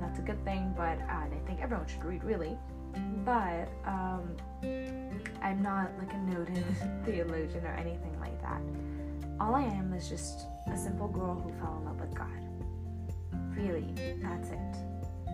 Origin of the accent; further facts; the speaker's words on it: Harissa, Keserwan-Jbeil, Lebanon; I was born in Lebanon